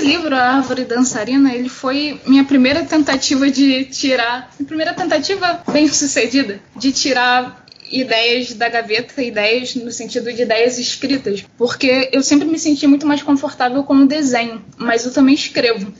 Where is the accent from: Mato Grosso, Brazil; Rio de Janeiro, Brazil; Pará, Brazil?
Rio de Janeiro, Brazil; first language Portuguese; nascida e criada aqui em Campo Grande, Rio de Janeiro, Zona Oeste do Rio